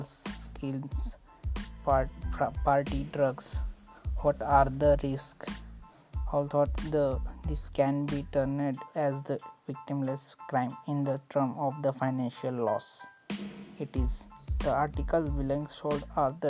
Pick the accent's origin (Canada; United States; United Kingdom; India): India; Maharashtra; I am from Maharashtra